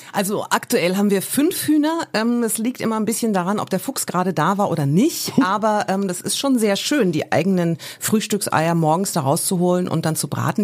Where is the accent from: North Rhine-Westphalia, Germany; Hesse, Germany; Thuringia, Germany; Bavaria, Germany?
Bavaria, Germany; Franconia; moved away; ich bin ja in Bayern aufgewachsen, also in Franken. Und ich bin froh, dass ich da relativ früh weggezogen bin